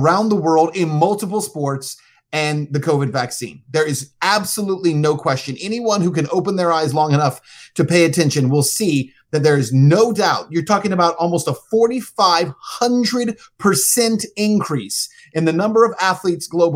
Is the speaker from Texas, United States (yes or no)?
yes; El Paso, Texas, United States; moved away as an adult; also born or lived in Cincinnati; I was working in El Paso, that's my hometown, on the border